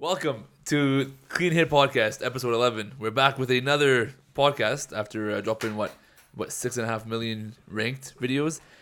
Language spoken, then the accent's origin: English; Edmonton, Alberta, Canada; growing up in Edmonton